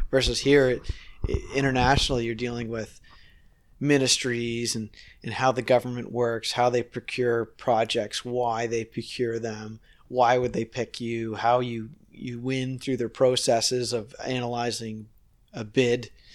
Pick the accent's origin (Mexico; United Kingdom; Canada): Canada; Nova Scotia; now in Toronto, Canada; I'm from Nova Scotia